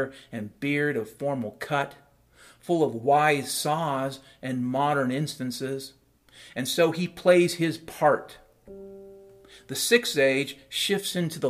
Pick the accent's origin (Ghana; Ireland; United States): United States; Puget Sound, Washington; I grew up around the Puget Sound back in the 70s and 80s